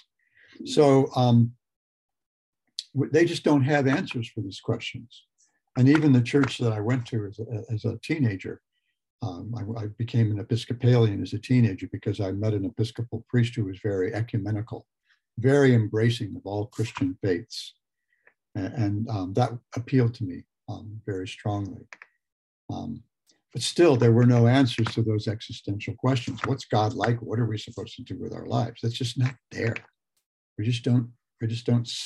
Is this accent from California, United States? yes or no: yes; Los Angeles, California, United States; also born or lived in Lompoc, California; we moved to the Los Angeles, suburban Los Angeles, the San Fernando Valley, during the summer when I turned nine